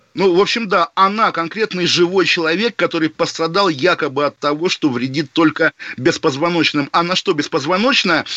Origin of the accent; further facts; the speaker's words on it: Zelenogradsk, Kaliningrad Oblast, Russia; на моей малой родине, в Калининградской области, в городе Зеленоградске